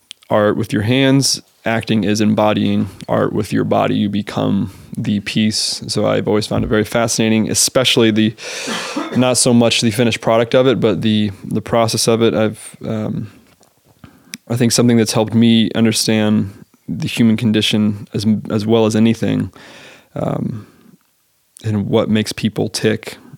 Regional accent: United States; I'm American.

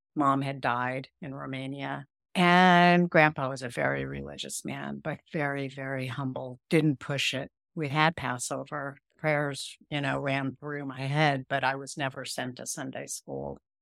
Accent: Houston, Texas, United States; I was born in Houston, Texas, on an Air Force base

